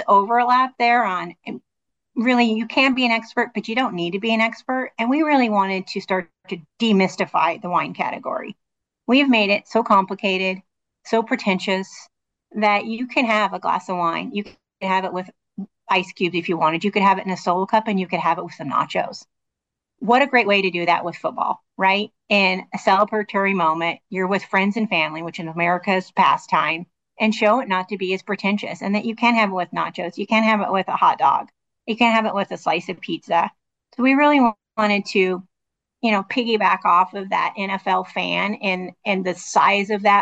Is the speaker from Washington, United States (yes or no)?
yes; Washington, United States; moved away as an adult; also born or lived in Modesto, California; I was born in Washington State, graduated from Washington State